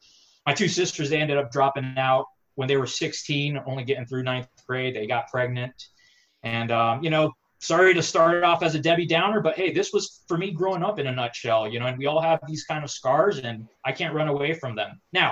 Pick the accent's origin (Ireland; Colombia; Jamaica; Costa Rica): Costa Rica; also born or lived in Mexico / United States; I was born in Mexico to a Mexican father, a Costa Rican mother. She left him and would end up remarrying three times. My two sisters and I were raised pretty much back and forth between the U.S. and Costa Rica.